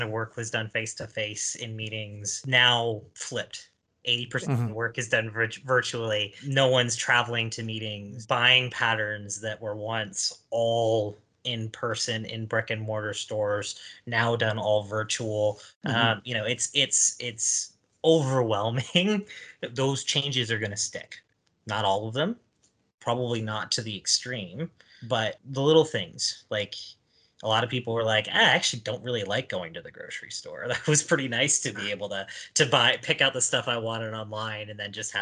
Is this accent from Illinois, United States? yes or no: no; Ohio, United States; growing up in Ohio